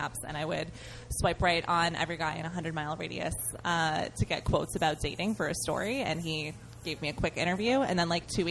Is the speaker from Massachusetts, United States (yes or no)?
yes; Needham, Massachusetts, United States; moved away as an adult; now in New York, United States; I grew up in Needham